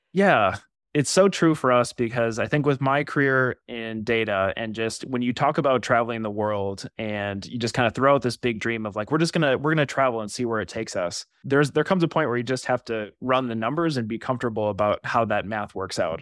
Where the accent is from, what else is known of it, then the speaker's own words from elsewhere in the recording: Wisconsin, United States; moved away as an adult; now in Twin Cities, United States; I'm originally from Wisconsin